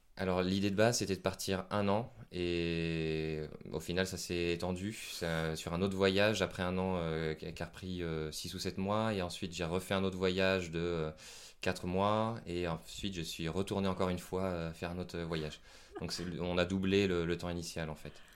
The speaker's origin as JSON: {"language": "French", "country": "France", "said": "je suis français"}